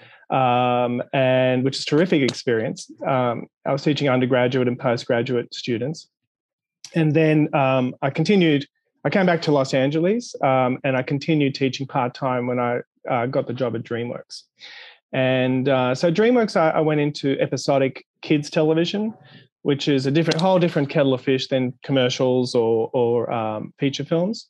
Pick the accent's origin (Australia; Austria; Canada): Australia; Sydney, New South Wales; I was born in Australia, in Sydney, Australia, and I did an undergraduate degree in the late 80s